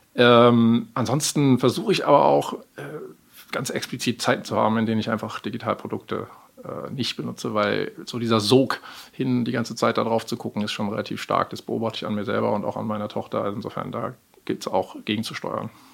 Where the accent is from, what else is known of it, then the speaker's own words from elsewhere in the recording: Germany; moved away as an adult; now in Amsterdam, Netherlands; ich bin in Deutschland geboren, groß geworden und habe lange Jahre hier gelebt